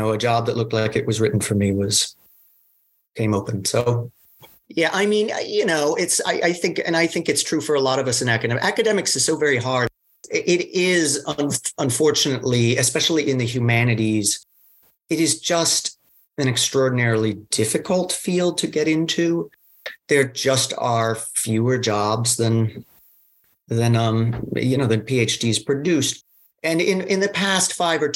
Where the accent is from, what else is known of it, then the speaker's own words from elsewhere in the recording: Fairfax, Virginia, United States; also born or lived in Zurich; I'm from Fairfax originally.